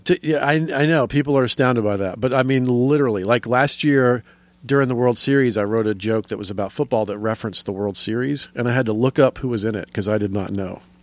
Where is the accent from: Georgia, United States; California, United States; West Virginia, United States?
Georgia, United States; Atlanta; moved away as an adult; also born or lived in Florida / Athens, Georgia / Los Angeles; now in New York, United States; I'm mostly a Georgia boy. I grew up in suburban Atlanta most of my life